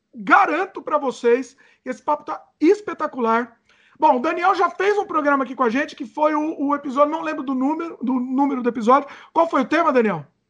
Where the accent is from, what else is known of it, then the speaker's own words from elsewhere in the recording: Brazil; moved away; sempre quando eu volto pro Brasil